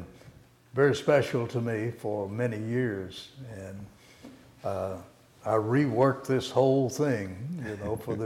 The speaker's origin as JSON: {"language": "English", "region": "Oklahoma", "country": "United States", "tie": "born or raised there", "also_born_or_lived": "the South", "moved": "yes", "said": "I was raised in Oklahoma"}